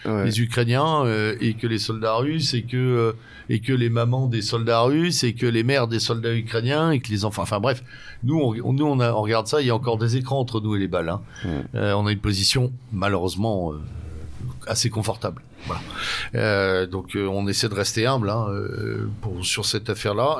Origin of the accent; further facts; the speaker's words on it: France; nous sommes des Français